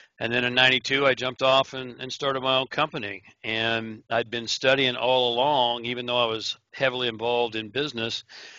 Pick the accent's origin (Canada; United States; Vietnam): United States; Oklahoma; also born or lived in Honolulu, Hawaii; I was born in Honolulu, Hawaii, but I grew up, I guess my formative years was in Oklahoma. So if you hear a little bit of an accent that's still hanging on, that's where that's from.